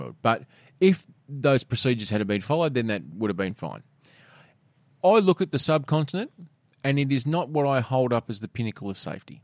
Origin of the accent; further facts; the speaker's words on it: Tasmania, Australia; growing up in Tassie